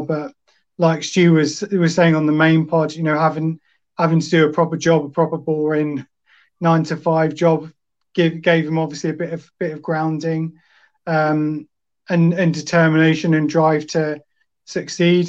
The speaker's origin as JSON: {"language": "English", "town": "Colchester", "region": "East of England", "country": "United Kingdom", "tie": "born or raised there", "said": "I was born in Colchester"}